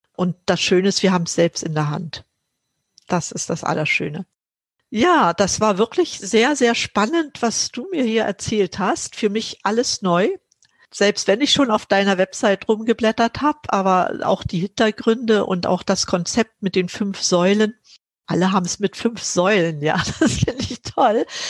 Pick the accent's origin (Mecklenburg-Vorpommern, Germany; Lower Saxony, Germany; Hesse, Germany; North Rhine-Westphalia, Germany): Mecklenburg-Vorpommern, Germany; moved away as an adult; now in Berlin, Germany; Ich bin in Mecklenburg groß geworden.